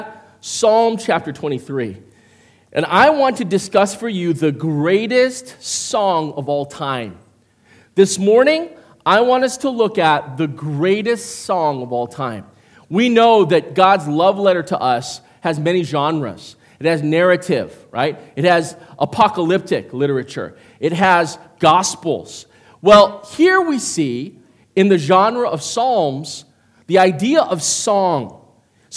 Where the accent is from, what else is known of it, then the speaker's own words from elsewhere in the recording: Midwest, United States; I come from the Midwest, and so growing up with white people all my life